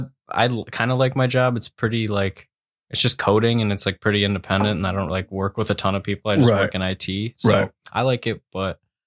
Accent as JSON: {"language": "English", "town": "Rochester Hills", "region": "Michigan", "country": "United States", "said": "So then I started hitting more mics like around Detroit area. I'm from Rochester Hills."}